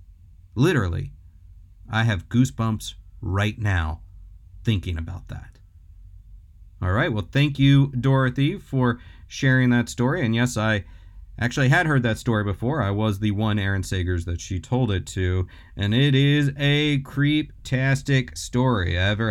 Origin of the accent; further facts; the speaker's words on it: Detroit, Michigan, United States; Growing up in Detroit, I lived right next door to this beautiful church.